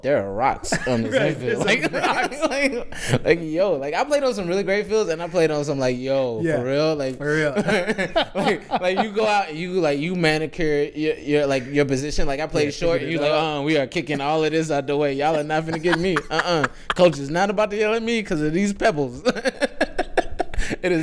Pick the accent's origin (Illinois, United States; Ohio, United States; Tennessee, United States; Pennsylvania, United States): Tennessee, United States; Nashville; moved away as an adult; also born or lived in Birmingham, Alabama / Atlanta; now in Chicago, United States; born and raised in Nashville